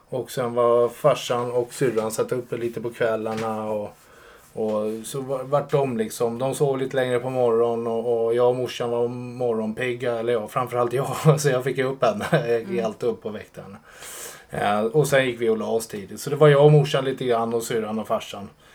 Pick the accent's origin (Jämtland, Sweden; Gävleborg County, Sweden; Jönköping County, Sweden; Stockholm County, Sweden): Stockholm County, Sweden; Sollentuna; Jag är uppväxt i Sollentuna